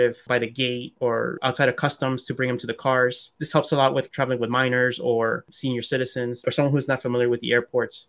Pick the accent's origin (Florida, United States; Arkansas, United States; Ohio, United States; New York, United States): New York, United States; New York City; I have my best friend who I grew up with back in Queens, like as a kid